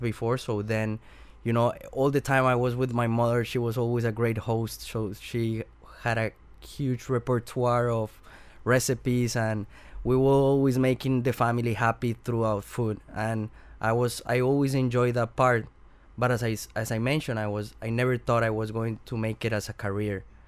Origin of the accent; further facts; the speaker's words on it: Bogota, Bogotá Capital District, Colombia; English is a second language; moved away; I'm from Colombia, from Bogota, and when, when I grow there